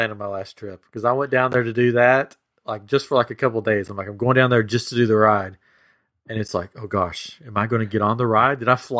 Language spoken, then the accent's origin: English; Tennessee, United States; Yeah, yeah. I'm from Tennessee.